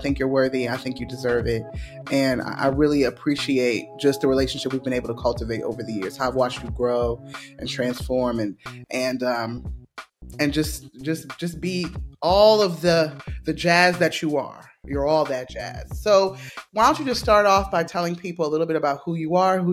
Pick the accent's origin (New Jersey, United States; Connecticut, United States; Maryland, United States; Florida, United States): Maryland, United States; I'm from Maryland and we do seafood